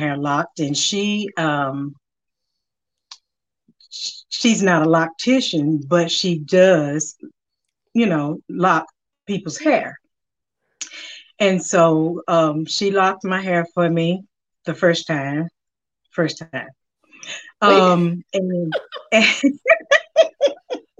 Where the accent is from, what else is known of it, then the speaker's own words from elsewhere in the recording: Winston-Salem, North Carolina, United States; I'm from Winston-Salem, North Carolina. Been here all my life